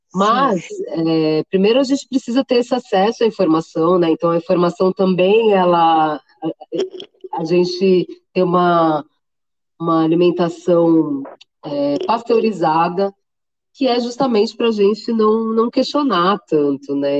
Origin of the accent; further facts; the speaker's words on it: Santos, São Paulo, Brazil; moved away as an adult; now in São Paulo, Brazil; eu sou de Santos, né? Na época eu morava ah. em tá. Santos ainda, hoje eu estou em São Paulo.